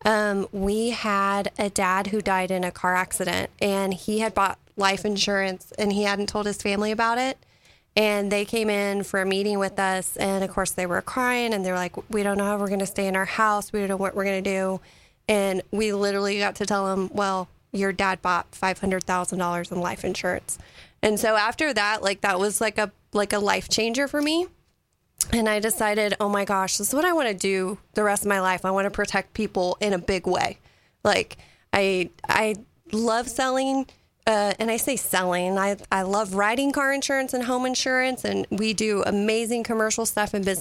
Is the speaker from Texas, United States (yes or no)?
yes; Kerrville, Texas, United States; I grew up in Kerrville